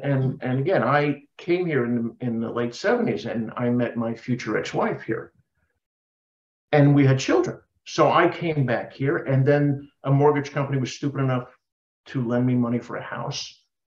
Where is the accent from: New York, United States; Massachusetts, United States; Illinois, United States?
New York, United States; moved away as an adult; also born or lived in Long Island; now in Tulsa, United States; I grew up in New York. It's a difficult place to leave.